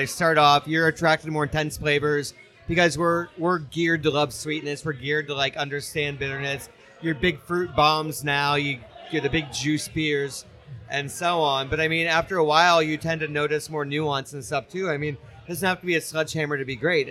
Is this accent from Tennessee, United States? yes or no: no; Ohio, United States; I grew up in Ohio